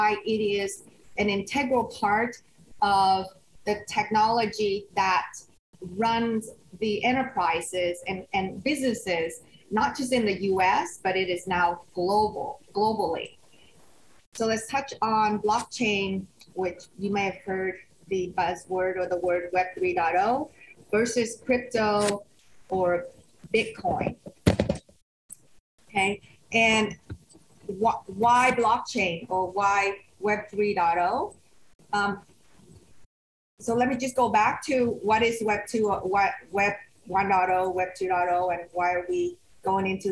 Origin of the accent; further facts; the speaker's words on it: Sunnyvale, California, United States; also born or lived in Vietnam; I settled in the Bay Area. So I grew up in Sunnyvale